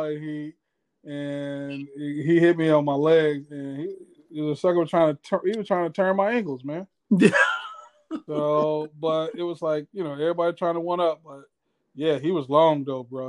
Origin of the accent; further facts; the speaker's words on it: Miami, Florida, United States; I'm from Miami.